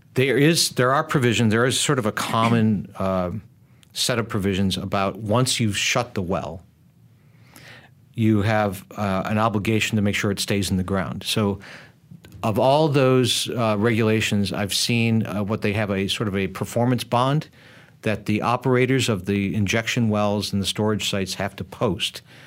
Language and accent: English; United States; I come from the United States